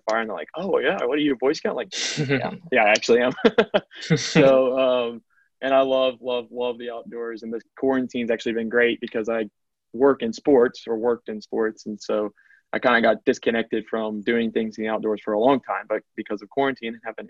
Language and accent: English; Macon, Georgia, United States; I am from Macon, Georgia, which is right dead center in the heart of middle Georgia. And I grew up there